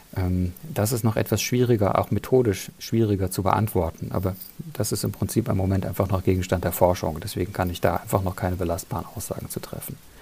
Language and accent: German; Germany; bei uns in Deutschland